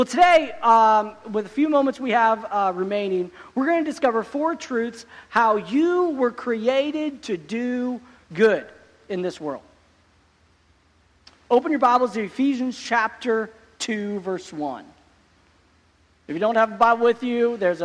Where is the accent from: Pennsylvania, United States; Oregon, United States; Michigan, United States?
Oregon, United States; I grew up in Oregon